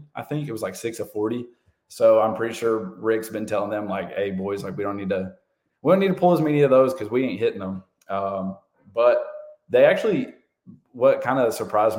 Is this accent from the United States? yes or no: yes; Johnson City, Tennessee, United States; moved away as an adult; now in Miami, United States; born and raised in the Johnson City, Elizabethan area. So about as Northeast Tennessee as North Carolina will let you be. Grew up here, been here for, I guess, the whole time, 23 some years like that.